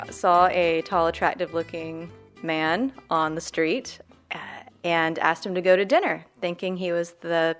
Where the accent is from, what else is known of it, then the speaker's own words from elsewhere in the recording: Deep South, United States; moved away; I'm from the Deep South